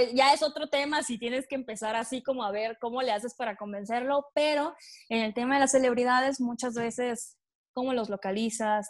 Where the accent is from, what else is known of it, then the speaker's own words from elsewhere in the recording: Tabasco, Mexico; moved away as an adult; now in Puebla, Mexico; yo soy de Tabasco, estoy en Puebla, pero soy de Tabasco